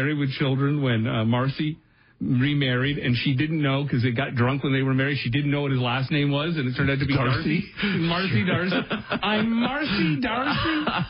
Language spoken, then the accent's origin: English; Brampton, Ontario, Canada; also born or lived in Windsor; I had heard growing up in Brampton